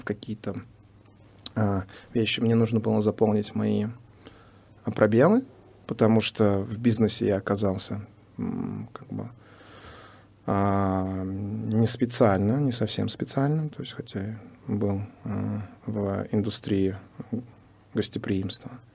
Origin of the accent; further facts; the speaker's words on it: Uzbekistan; now in San Diego, United States; выходец из Узбекистана